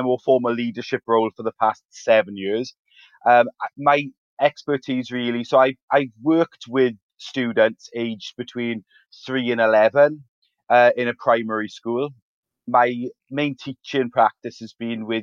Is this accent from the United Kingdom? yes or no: yes; Ferndale, Wales, United Kingdom; our school is situated in a little town called Ferndale, which is in South Wales in the UK. And I guess what's really special for me about working in that area is that I grew up there as well